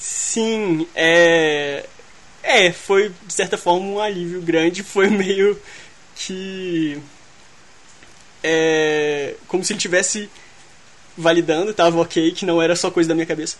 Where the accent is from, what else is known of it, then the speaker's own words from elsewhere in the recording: Belo Horizonte, Minas Gerais, Brazil; eu sou de BH